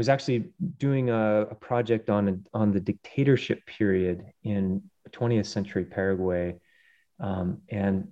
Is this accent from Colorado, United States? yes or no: yes; Colorado, United States; I grew up in mainly in Colorado on the plains and then spending lots of time in the Rockies